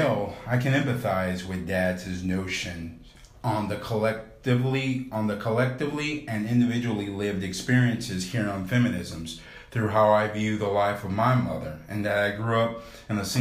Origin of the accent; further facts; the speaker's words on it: North Texas, United States; my school age life while growing up in North Texas